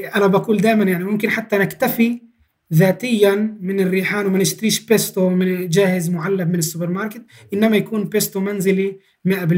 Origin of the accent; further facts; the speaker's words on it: Palestine; أجدادنا كفلسطينيين